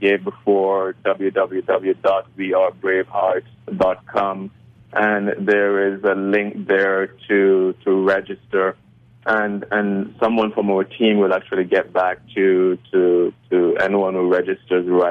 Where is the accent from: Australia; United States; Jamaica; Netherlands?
Jamaica; I was born in Jamaica